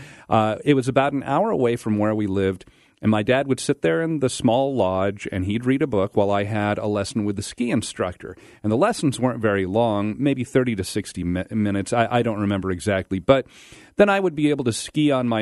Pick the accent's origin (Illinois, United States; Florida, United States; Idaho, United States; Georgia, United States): Idaho, United States; northern; also born or lived in California; I was born in California. I lived there until I was 5 years old, and then we moved up to northern Idaho.